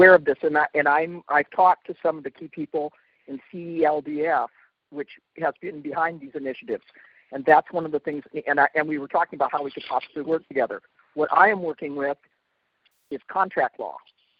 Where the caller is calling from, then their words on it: Olympia, Washington, United States; I'm calling from Olympia, Washington State